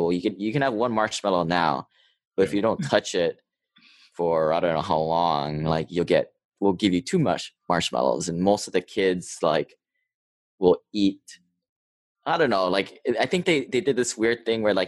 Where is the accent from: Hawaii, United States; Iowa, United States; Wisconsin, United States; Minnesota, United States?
Hawaii, United States; moved away as an adult; also born or lived in Seattle; I grew up in Hawaii. I went to Seattle to go to school at University of Washington